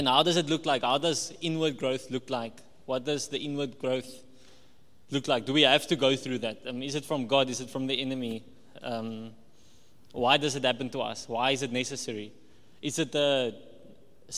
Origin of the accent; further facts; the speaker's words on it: Walvis Bay, Erongo, Namibia; also born or lived in Cape Town, South Africa / Paarl, South Africa / Potchefstroom, South Africa; I'm from Wolfish Bay. I grew up in Wolfish Bay